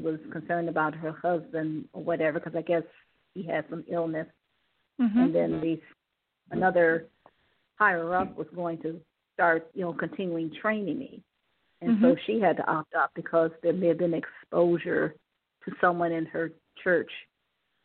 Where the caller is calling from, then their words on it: Cleveland, Ohio, United States; calling from Ohio.